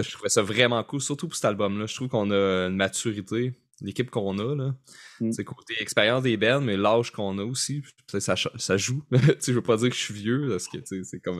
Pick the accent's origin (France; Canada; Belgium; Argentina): Canada; Rimouski, Quebec; moi, je viens de Rimouski